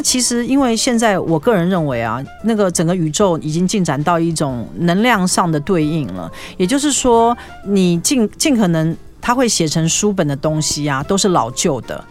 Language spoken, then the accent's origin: Chinese; Taiwan; 我们中国人，就亚洲人啦，哈，台湾人